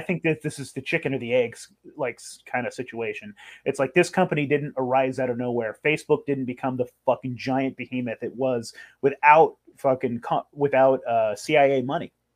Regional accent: California, United States; I grew up in California

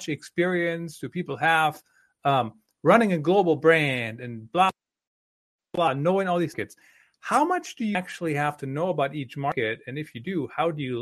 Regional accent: Germany; moved away; I grew up in Germany, so certainly I still got some of those German traits and values and behaviors

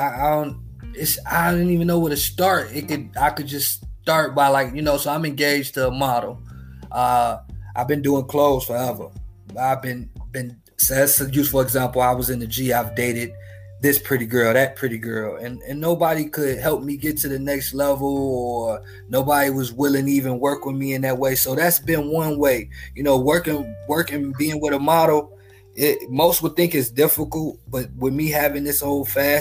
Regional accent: Marshalltown, Indiana, United States; moved away; I'm from Marshalltown

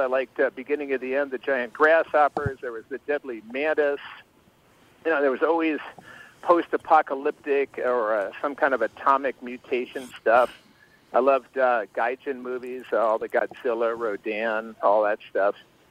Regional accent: Illinois, United States; You know, I grew up outside of Chicago, so I was always listening to Dick Biondi on WLS, and later WCFL.

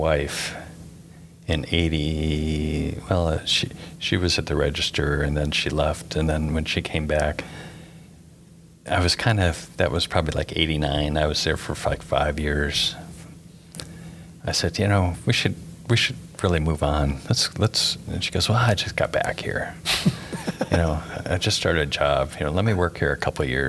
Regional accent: Michigan and Ohio, United States; growing up in Michigan, you know, and Ohio

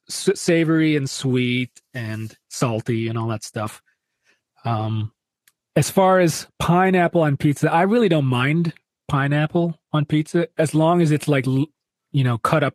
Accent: Detroit, Michigan, United States; I'm from Detroit

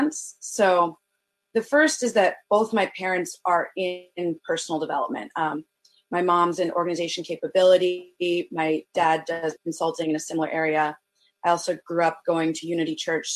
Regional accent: Northern Virginia, United States; moved away as an adult; now in Baltimore, United States; I'm originally from Northern Virginia, but I came up to Baltimore for college

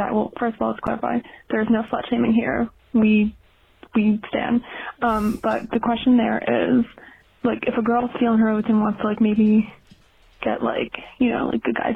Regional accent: New York City, New York, United States; I am from New York City

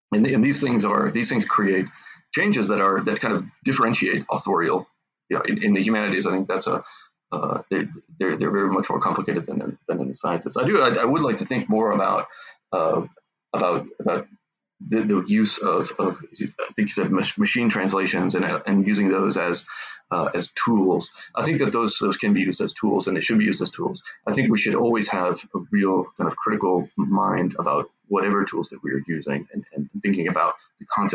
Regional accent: Massachusetts, United States; also born or lived in Falmouth, Massachusetts; I grew up in Massachusetts, and the languages where I grew up certainly were, there was English, but there was also Portuguese. When I was up until I was 8 years old, I lived in a part of Falmouth, Massachusetts

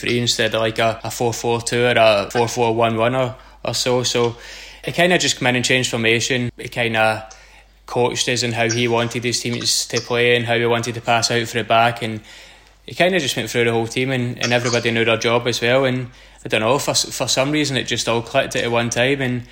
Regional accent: Scotland, United Kingdom; moved away as an adult; we're both Scottish, both coming from the SPL.

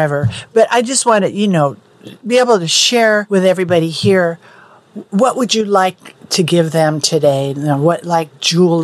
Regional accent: Silicon Valley, California, United States; moved away; I grew up in Silicon Valley

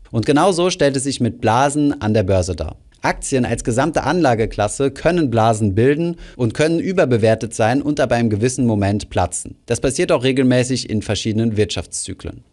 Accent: Germany; bei uns in Deutschland

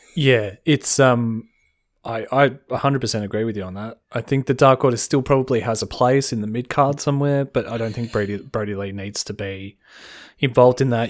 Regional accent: Australia; As an Australian

